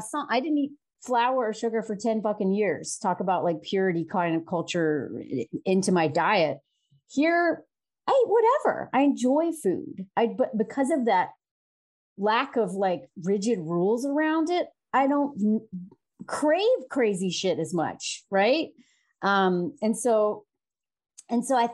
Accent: the South, United States; moved away as an adult; now in France; I grew up in the South in the U.S.

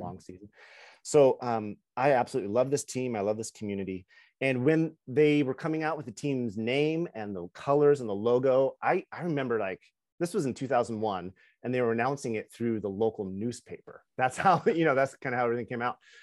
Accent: Kennewick, Washington, United States; I'm from Kennewick, one of the three cities

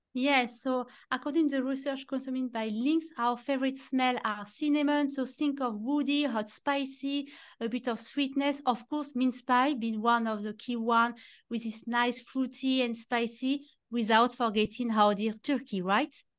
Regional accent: Normandy, France; English is a second language; moved away; you can see with my very strong accent, I am from France and I grew up in Normandy in the countryside

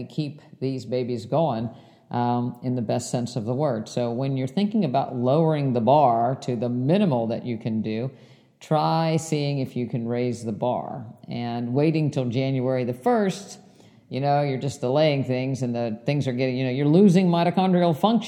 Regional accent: West Virginia, United States; my house growing up in West Virginia

